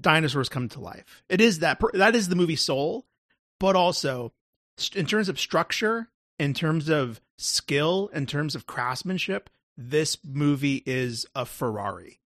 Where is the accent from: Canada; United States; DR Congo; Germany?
United States; Texas; that's me being a Texan